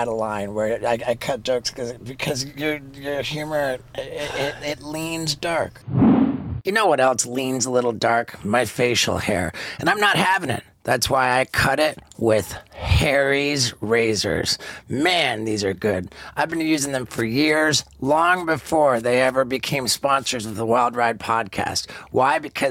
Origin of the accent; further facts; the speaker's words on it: London, United Kingdom; I grew up in London, England